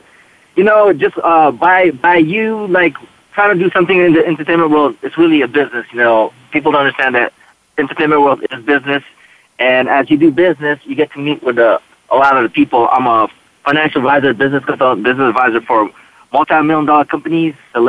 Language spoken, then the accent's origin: English; United States; I'm Filipino-American